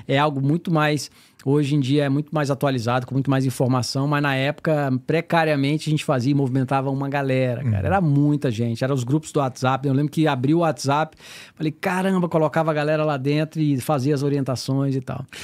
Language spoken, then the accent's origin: Portuguese; Brasília, Federal District, Brazil; moved away as an adult; now in United States; Eu sou de Brasília, natural de Brasília, tenho 45 anos